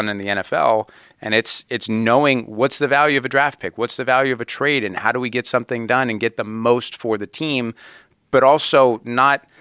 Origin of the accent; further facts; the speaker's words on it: Youngstown, Ohio, United States; growing up in Youngstown, you know, the Browns and the Steelers are the two big teams in Youngstown, Ohio